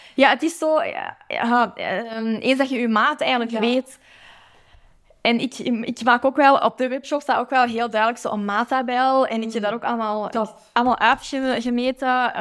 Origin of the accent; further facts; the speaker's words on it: Antwerp, Flanders, Belgium; mijn thuisstad